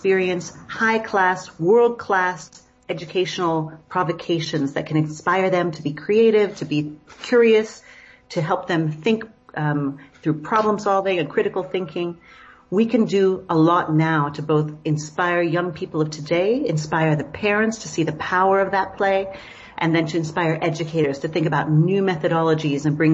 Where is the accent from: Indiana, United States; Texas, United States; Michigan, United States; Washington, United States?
Washington, United States; Seattle; moved away as an adult; also born or lived in New York City; now in South Africa; where I grew up in Seattle and outside Seattle